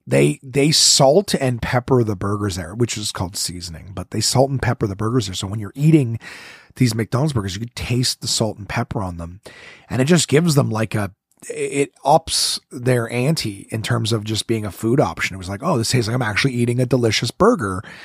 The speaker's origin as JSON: {"language": "English", "region": "Ontario", "country": "Canada", "said": "I'm from Ontario, I'm not from here"}